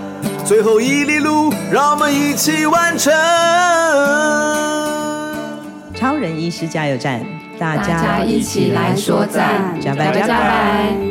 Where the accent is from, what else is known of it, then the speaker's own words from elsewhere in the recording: Daren, Taitung County, Taiwan; 哦，我是本地人，但是是住在隔壁隔壁乡的。